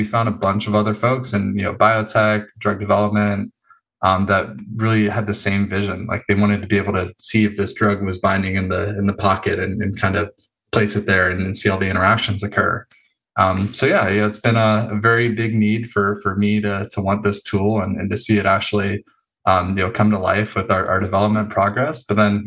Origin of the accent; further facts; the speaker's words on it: Los Angeles, California, United States; also born or lived in San Diego; I grew up in North Hollywood, not too far from there